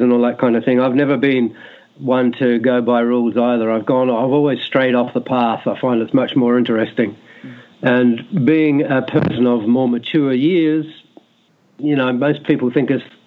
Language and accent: English; Christchurch, Canterbury, New Zealand; I'm from Christchurch